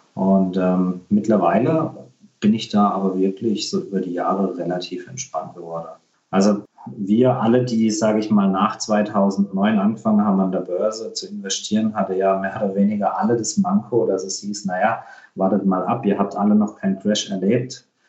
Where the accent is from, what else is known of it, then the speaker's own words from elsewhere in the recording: Germany; bei uns in Deutschland